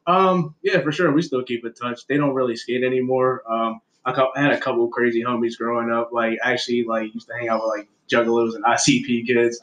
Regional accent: Aberdeen, Maryland, United States; also born or lived in Baltimore; I grew up in Harford County or whatever in Aberdeen. Born out in Aberdeen

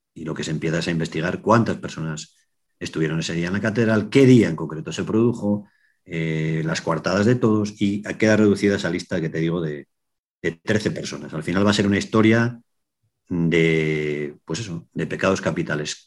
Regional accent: Asturias, Spain; soy periodista, soy asturiano

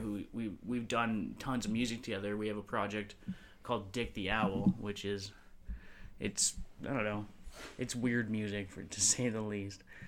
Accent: North Vancouver, British Columbia, Canada; growing up in North Vancouver

